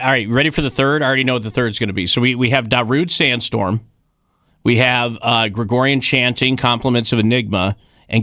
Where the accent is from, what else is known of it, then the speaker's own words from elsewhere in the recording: Wyoming, United States; when I was growing up in Wyoming